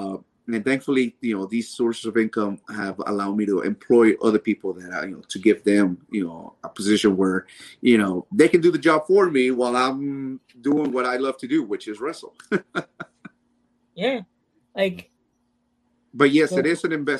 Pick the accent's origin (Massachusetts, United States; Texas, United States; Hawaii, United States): Texas, United States; Dallas; also born or lived in Mexico; my hometown